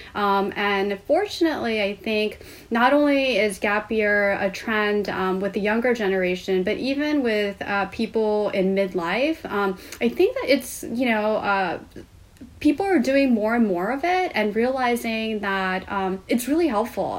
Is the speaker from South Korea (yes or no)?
yes; Seoul, South Korea; moved away as an adult; now in United States; I grew up in Seoul, Korea